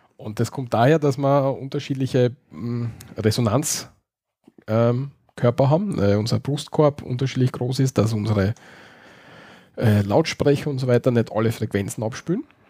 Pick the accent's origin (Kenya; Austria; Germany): Austria; bei uns in Österreich